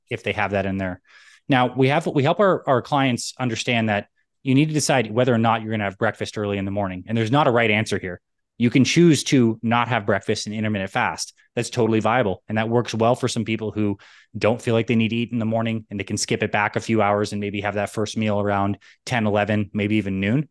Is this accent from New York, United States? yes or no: yes; New York, United States; also born or lived in Canada; I was born in New York and split my time between New York and Canada